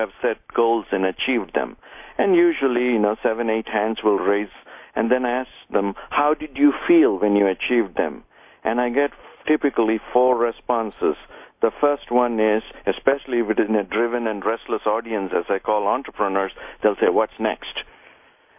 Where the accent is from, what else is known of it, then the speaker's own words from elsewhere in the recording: India; moved away; I came from India where we didn't have a whole lot